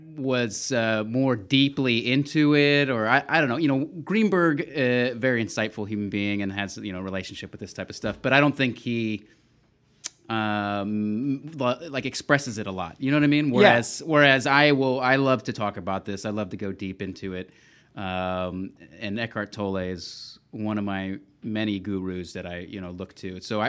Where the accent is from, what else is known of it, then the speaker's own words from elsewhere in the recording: Texas, United States; I mean, I'm from Texas